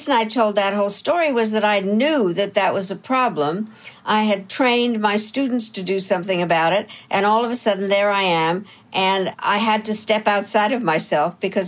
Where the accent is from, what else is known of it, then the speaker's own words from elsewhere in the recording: United States; So Canada, Philippines, Kazakhstan, Trinidad, Tobago, Jamaica, and Liechtenstein, and me. Being the American, I created a caucus